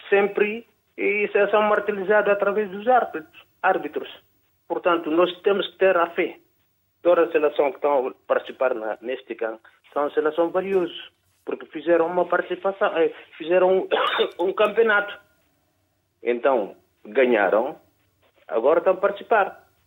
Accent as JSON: {"language": "Portuguese", "country": "Guinea-Bissau", "moved": "yes", "lives_now": "Paris, France", "said": "Sou, sou guineense. Obrigado pela oportunidade. Uhum. Eu sou da Guiné-Bissau"}